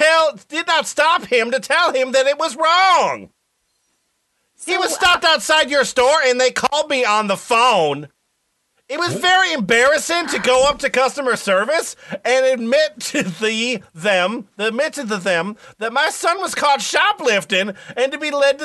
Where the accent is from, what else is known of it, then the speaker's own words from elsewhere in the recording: Washington Township, Michigan, United States; Okay, I'm from Washington Township, Michigan.